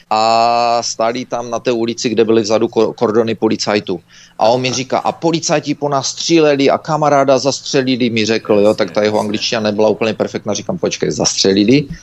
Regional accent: Belarus; že jsem ti řekla, že jsem z Běloruska

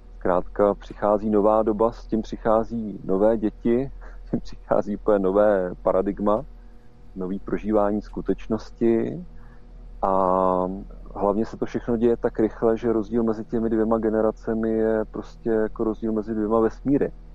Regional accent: Czechia; ale my tady máme prostě domácí prostředí a máme naší mentalitu

